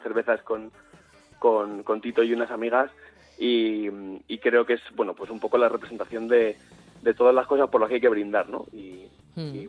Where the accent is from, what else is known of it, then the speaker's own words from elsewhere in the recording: Madrid, Community of Madrid, Spain; yo soy de Madrid